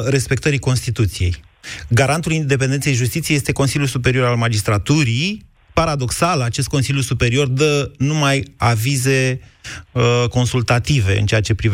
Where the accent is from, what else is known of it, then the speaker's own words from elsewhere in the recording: Sibiu, Sibiu County, Romania; Sibiu. Da.